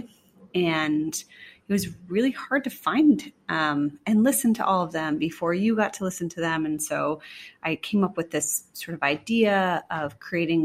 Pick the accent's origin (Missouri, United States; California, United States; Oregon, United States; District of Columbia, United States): Oregon, United States; moved away as an adult; also born or lived in New York; now in Seattle, United States; I grew up in Oregon